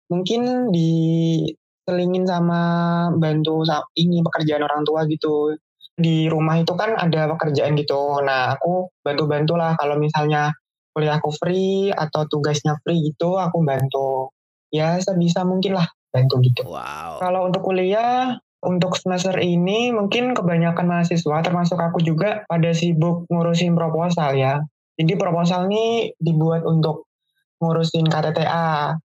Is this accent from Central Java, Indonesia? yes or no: yes; Pati, Central Java, Indonesia; aku berasal dari Pati, Jawa Tengah.